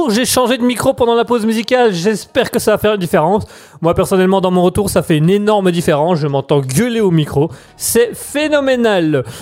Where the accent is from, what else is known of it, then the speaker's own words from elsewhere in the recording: Germany; French is a second language; euh, je suis un Allemand euh, de passage une fois de temps en temps sur euh, Raspberry.